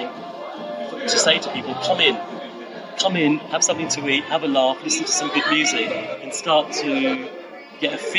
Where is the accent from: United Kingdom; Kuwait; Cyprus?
United Kingdom; London; being a Londoner